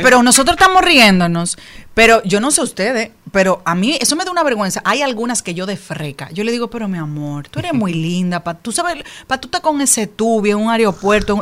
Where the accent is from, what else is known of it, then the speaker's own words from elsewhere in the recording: Dominican Republic; estaba en mi país